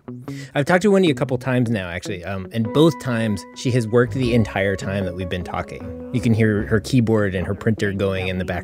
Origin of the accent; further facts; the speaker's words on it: Wisconsin, United States; my home state, which is Wisconsin.